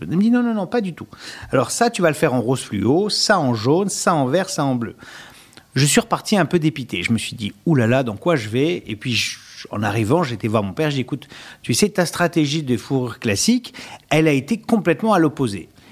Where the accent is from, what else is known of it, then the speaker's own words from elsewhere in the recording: Sarcelles, Île-de-France, France; je suis né à Sarcelles dans le Val d'Oise et comme dans ma grande jeunesse, euh, il fallait savoir se défendre